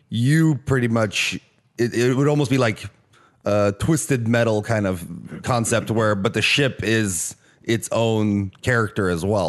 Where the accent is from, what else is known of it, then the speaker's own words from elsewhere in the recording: Norway; English is a second language; moved away; also born or lived in Australia; I'm technically from Norway